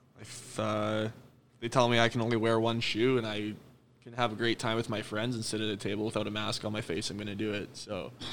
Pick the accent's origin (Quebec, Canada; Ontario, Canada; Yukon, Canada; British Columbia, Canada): British Columbia, Canada; Kelowna; moved away as an adult; now in Nanaimo, Canada; I'm from Kelowna.